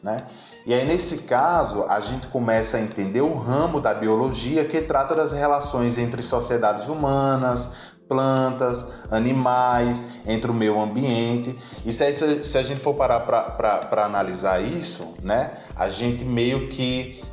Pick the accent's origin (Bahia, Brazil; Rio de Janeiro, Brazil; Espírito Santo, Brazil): Bahia, Brazil; Rodelas; moved away; also born or lived in Pernambuco; na minha cidade natal, né, minha querida Rodelas, Bahia